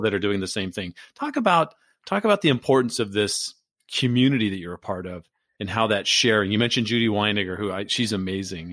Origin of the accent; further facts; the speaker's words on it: Southern California, United States; I grew up in Southern California